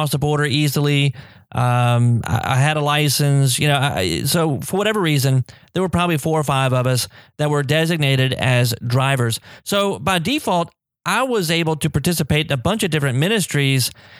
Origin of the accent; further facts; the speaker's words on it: United States; moved away as an adult; I grew up in the United States